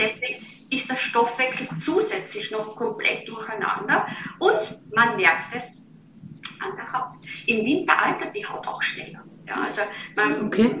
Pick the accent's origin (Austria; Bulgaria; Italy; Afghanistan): Austria; Vienna; accent: Viennese dialect; moved away as an adult; now in Germany; Ich bin gebürtig aus Wien